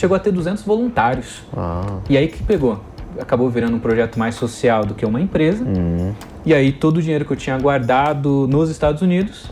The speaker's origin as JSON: {"language": "Portuguese", "country": "Brazil", "said": "nós somos brasileiros, a gente está acostumado com essa sobrevivência"}